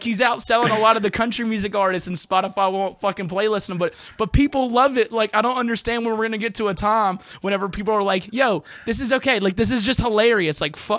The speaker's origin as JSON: {"language": "English", "town": "Jackson", "region": "Mississippi", "country": "United States", "moved": "yes", "lives_now": "New Orleans, United States", "said": "Jackson, Mississippi. I live in Louisiana now. I live in New Orleans."}